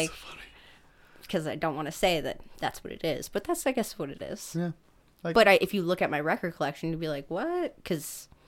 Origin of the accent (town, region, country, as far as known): Burlington, Ontario, Canada